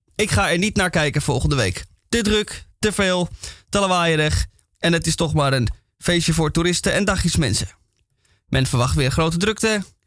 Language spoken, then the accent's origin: Dutch; Amsterdam, North Holland, Netherlands; accent: Amsterdam; Ik ben Amsterdammer, zoals je af en toe aan mijn accent kan horen